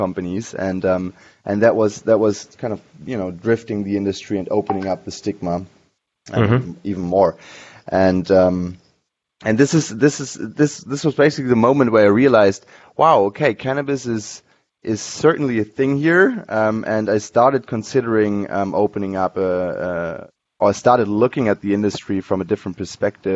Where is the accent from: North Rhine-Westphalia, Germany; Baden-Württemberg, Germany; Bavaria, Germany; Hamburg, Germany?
Hamburg, Germany; moved away as an adult; also born or lived in San Francisco; I'm originally from Hamburg, Germany. I grew up there and went to school there